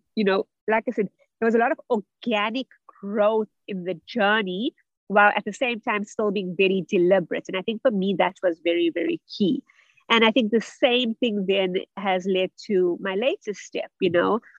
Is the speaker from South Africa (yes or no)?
yes; South Africa; also born or lived in Germany; I'm originally from South Africa, where I also studied